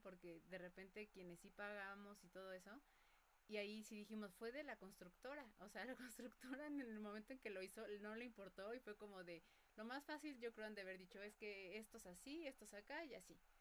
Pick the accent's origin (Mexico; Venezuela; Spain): Mexico; los mexicanos